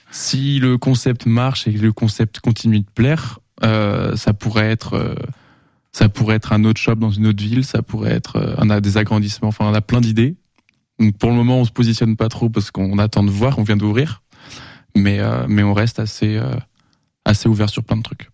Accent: Angers, Pays de la Loire, France; je suis angevin depuis 23 ans et j'ai 23 ans, donc j'ai jamais bougé

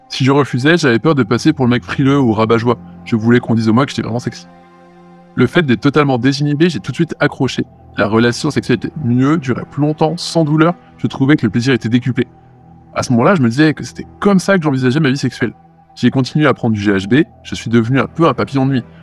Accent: Lyon, Auvergne-Rhône-Alpes, France; je suis originaire de Lyon, je vais avoir 24 ans bientôt.

